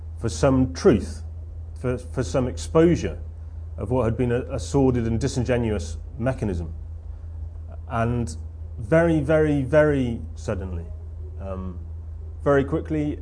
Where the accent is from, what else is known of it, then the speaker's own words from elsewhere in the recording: South Wales, United Kingdom; I'm from South Wales